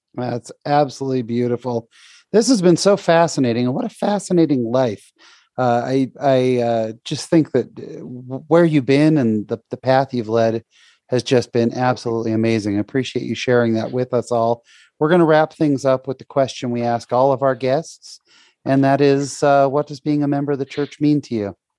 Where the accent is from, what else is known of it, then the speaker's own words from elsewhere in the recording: San Jose, California, United States; moved away as an adult; now in Lindon, United States; I'm from San Jose